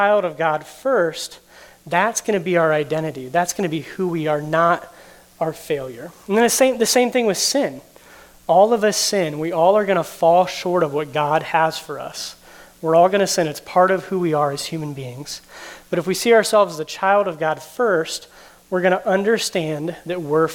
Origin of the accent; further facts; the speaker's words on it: United States; I'm an American. That's a big thing. I was born in the United States